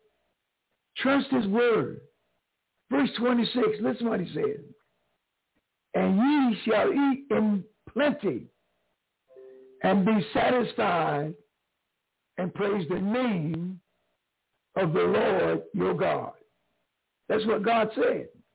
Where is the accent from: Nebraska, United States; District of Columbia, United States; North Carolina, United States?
North Carolina, United States; New Bern; also born or lived in Greenville, North Carolina; I'm from North Carolina, but not from Greenville. I'm from Newburn, 45 miles down the road